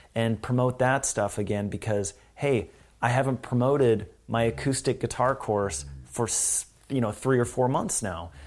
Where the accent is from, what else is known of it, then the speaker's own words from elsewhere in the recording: Canada; also born or lived in Vancouver, Canada; I'm from Canada, but here, here we are in L